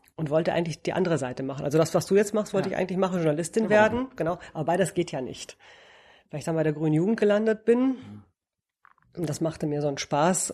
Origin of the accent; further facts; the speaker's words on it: Romania; also born or lived in Münster, Germany; now in Berlin, Germany; Ich komme aus Rumänien eigentlich